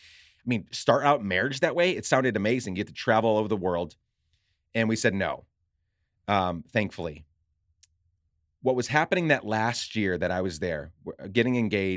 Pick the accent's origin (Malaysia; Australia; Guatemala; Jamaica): Guatemala; now in Minneapolis, United States; And I grew up in Guatemala. I had no home.